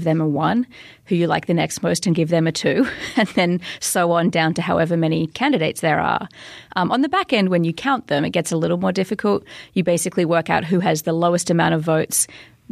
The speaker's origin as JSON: {"language": "English", "country": "Australia", "said": "as an Australian"}